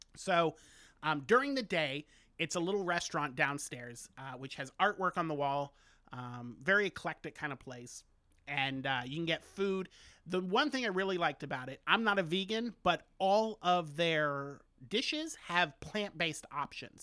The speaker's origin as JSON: {"language": "English", "town": "Orlando", "region": "Florida", "country": "United States", "said": "I'm from Orlando."}